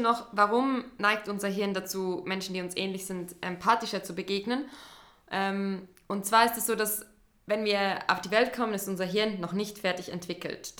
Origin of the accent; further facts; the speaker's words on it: Central Switzerland, Switzerland; ich bin in der Zentralschweiz aufgewachsen, in einem kleinen Dorf